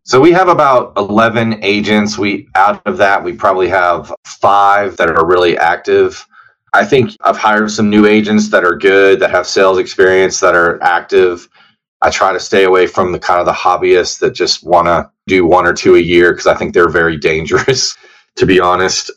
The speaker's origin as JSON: {"language": "English", "town": "Roanoke", "region": "Virginia", "country": "United States", "also_born_or_lived": "Richmond, Virginia / Blacksburg, Virginia", "moved": "as an adult", "lives_now": "Lexington, United States", "said": "I'm originally from Virginia, so I practiced in Richmond, Virginia for about four and a half years and then in Southwest Virginia, where I'm from, Roanoke, Virginia"}